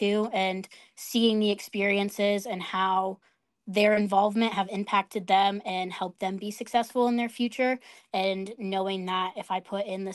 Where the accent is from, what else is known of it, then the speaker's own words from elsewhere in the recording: American Falls, Idaho, United States; I am from the American Falls FFA chapter in Idaho